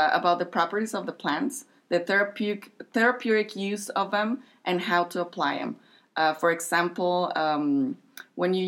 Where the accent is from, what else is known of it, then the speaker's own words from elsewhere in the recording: Ciudad Juárez, Chihuahua, Mexico; moved away as an adult; now in El Paso, United States; I am from Juarez. I live here in El Paso. I've been living here for around 10 years maybe now